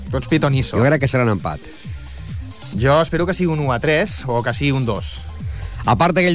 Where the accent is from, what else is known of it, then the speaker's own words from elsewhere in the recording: Mollet del Vallès, Catalonia, Spain; vaig néixer a Mollet